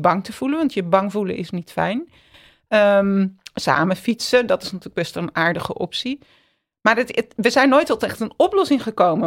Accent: Amsterdam, North Holland, Netherlands; ik ben in Amsterdam opgegroeid

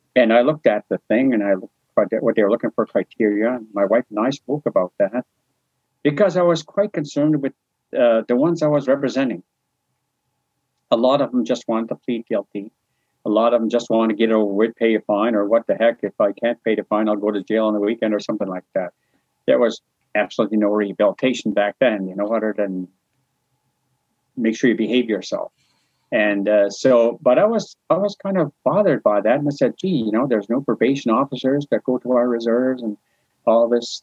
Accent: New Brunswick, Canada; I was from New Brunswick

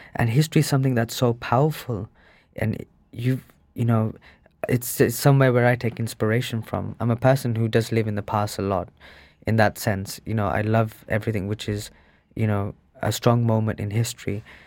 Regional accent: Birmingham, West Midlands, United Kingdom; also born or lived in India; I was brought up in Sparkbrook as well, which is the most uninspiring place on earth. It's the most grey

